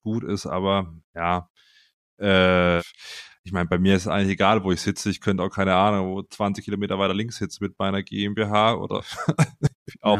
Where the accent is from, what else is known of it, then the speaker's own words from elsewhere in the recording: Simonswald, Baden-Württemberg, Germany; ich komme ja aus Simonswald ursprünglich bei Freiburg, ja, da bin ich aufgewachsen.